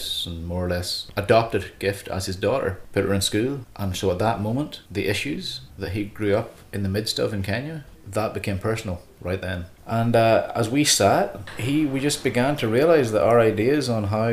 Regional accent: Northern Ireland, United Kingdom; moved away as an adult; also born or lived in North America; I grew up in Northern Ireland in a small town about 45 miles south of Belfast

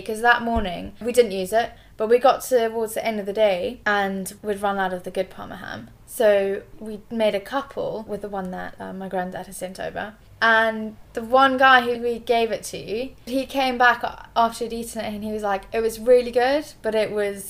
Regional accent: South Africa; also born or lived in Zimbabwe; So, I'm half Italian, half English. Born and brought up in South Africa and Zimbabwe.

